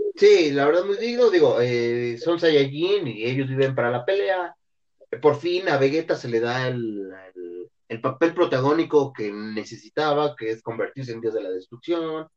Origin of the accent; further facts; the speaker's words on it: Mexico; como eh, mexicanos